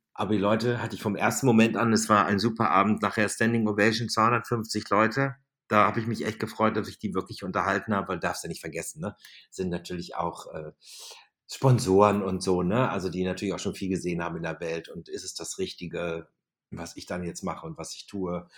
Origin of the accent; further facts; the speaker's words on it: Germany; Das Deutsche Rote Kreuz, der Ortsverband Wülfing, dort wo ich groß geworden bin